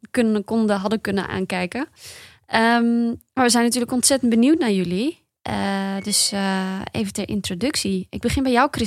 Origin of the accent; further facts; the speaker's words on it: Bergen op Zoom, North Brabant, Netherlands; also born or lived in Amsterdam; now in Breda, Netherlands; kom, kom ik uit Berg of zo.